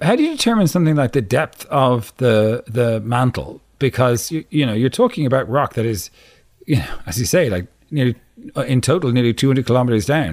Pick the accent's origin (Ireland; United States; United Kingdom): Ireland; as an Irish person